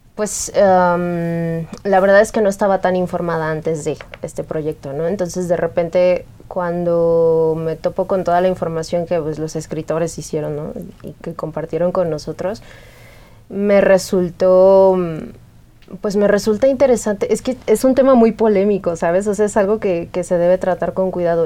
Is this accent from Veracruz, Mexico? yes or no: yes; Xalapa, Veracruz, Mexico; yo soy de Jalapa